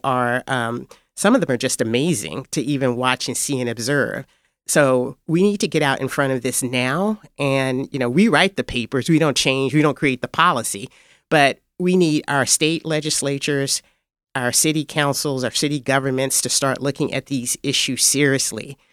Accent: Fayette County, Tennessee, United States; moved away as an adult; also born or lived in Washington; now in Memphis, United States; I was born in Fayette County, Tennessee

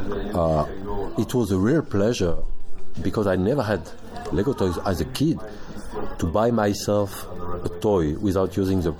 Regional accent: France; I'm from France

